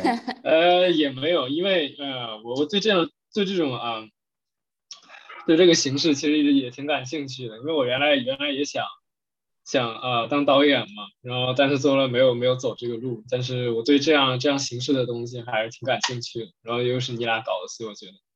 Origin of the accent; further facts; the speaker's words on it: Northeast China, China; accent: Northeastern (Dongbei); 我的就是口，东北口音